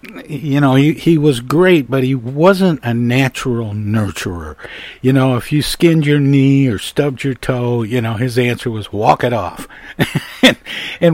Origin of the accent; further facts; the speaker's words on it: Midwest, United States; I'm born and raised in the Midwest